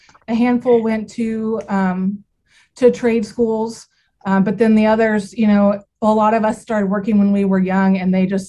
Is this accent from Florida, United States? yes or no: no; Southwest Kansas, United States; I am from Southwest Kansas. My family and I feed cattle here.